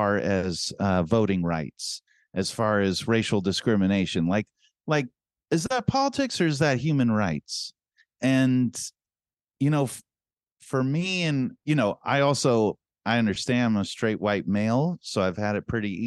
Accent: San Francisco, California, United States; we're from San Francisco

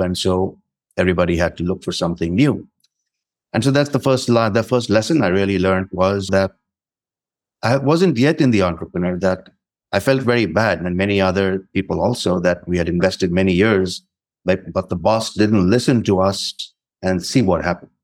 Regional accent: India; moved away as an adult; also born or lived in North India / South India / French-speaking Africa; the environment I grew up in in India

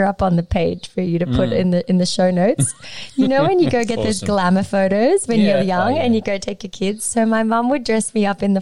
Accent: Sydney, New South Wales, Australia; also born or lived in Lima, Peru; I was raised here in the Lower North Shore.

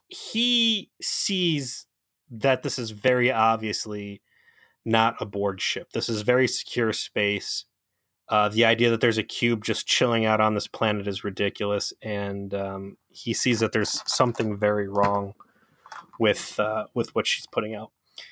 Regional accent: Cleveland, Ohio, United States; By the way, I'm from Cleveland

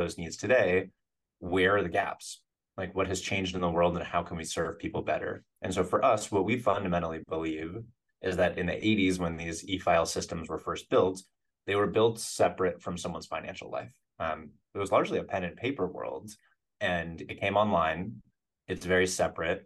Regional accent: Western Massachusetts, United States; moved away as an adult; also born or lived in Colorado; now in San Francisco, United States; I grew up in Western Massachusetts

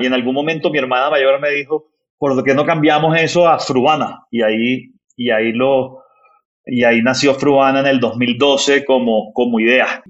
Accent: Barranquilla, Atlántico, Colombia; soy, soy barranquillero del, del norte de Colombia

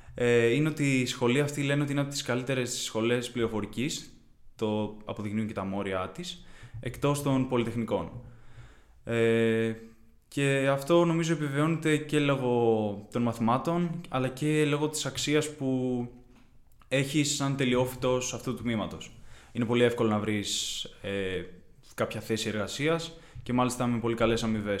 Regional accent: Kiato, Peloponnese, Greece; moved away as an adult; now in Athens, Greece; Κατάγομαι από το Κιάτο στην Κορινθία, δεν είμαι από Αθήνα

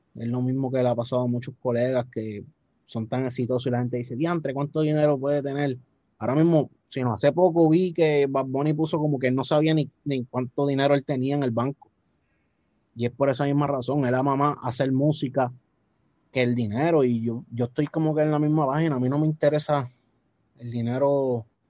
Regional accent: Puerto Rico; accent: boricua; Yo toda mi vida he sido nacido y criado en Puerto Rico

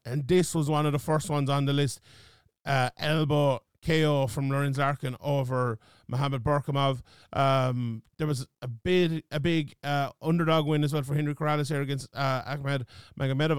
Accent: Ireland; being Irish and in Ireland

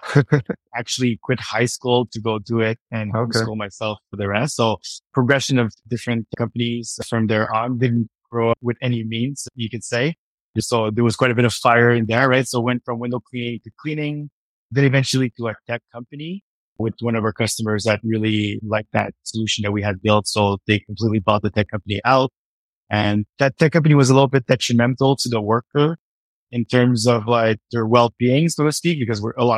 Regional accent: Montreal, Quebec, Canada; moved away as an adult; now in Vancouver, Canada; I grew up in Montreal

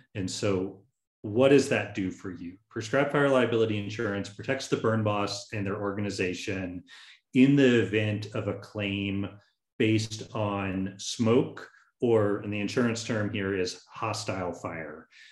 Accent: Tallahassee, Florida, United States; I'm originally from Tallahassee, Florida

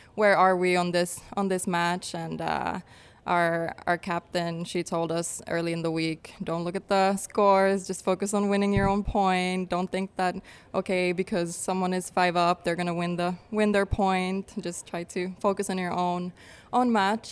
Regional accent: Finland; moved away as an adult; also born or lived in New York / Florida; now in San Diego, United States; I grew up in Finland. Uh, we moved back when I was four.

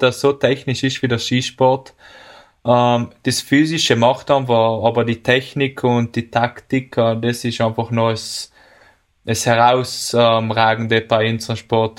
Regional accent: Bolzano, Trentino-Alto Adige, Italy; bei uns in Bozen

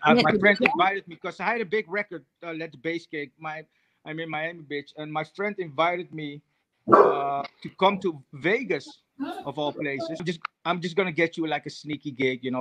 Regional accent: Netherlands; also born or lived in Suriname; I moved to Holland at the age of 7

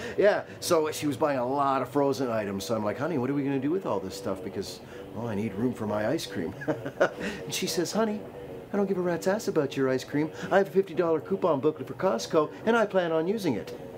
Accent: Barbados; moved away as an adult; I'm from Barbados and we didn't really have that there

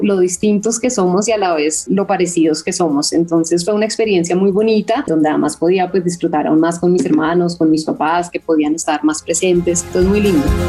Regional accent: Colombia; nosotros estábamos creciendo en Colombia

